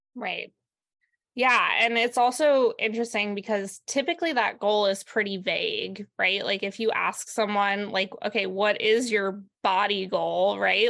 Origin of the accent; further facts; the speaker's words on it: New York, United States; moved away as an adult; now in Santa Cruz, United States; I'm from New York originally